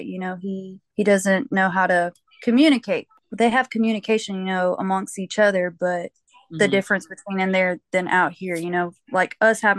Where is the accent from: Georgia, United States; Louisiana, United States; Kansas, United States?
Georgia, United States; I'm from Georgia. I was born here, raised here, pretty much lived here my whole entire life